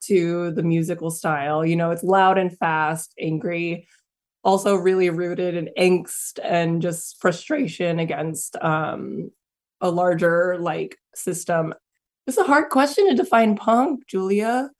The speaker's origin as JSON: {"language": "English", "area": "Inland Empire", "region": "California", "country": "United States", "tie": "born or raised there", "moved": "yes", "lives_now": "San Diego, United States", "said": "growing up in, like, Inland Empire, we were, some of the few Filipino folks going to these shows"}